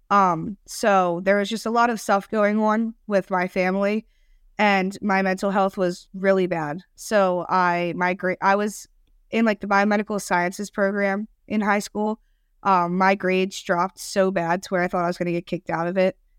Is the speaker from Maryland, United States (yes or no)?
yes; Maryland, United States; now in Cincinnati, United States; I'm from Maryland